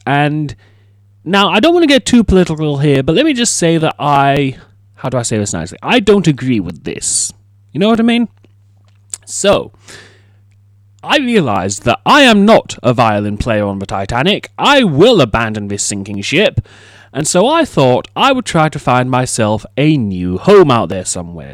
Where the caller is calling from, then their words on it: United Kingdom; I am calling from the United Kingdom